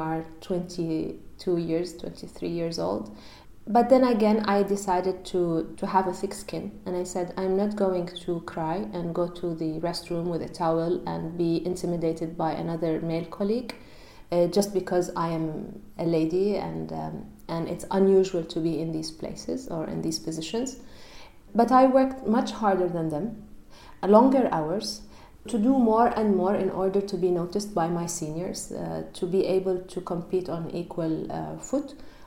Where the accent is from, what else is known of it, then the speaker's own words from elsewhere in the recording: Amman, Amman Governorate, Jordan; moved away as an adult; also born or lived in Barcelona, Spain; now in Brussels, Belgium; I'm Jordanian. I was raised in Amman, and my family is still there.